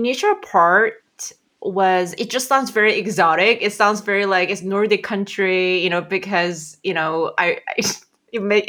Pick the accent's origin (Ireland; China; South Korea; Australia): South Korea; moved away as an adult; also born or lived in Jönköping, Sweden; I'm originally from South Korea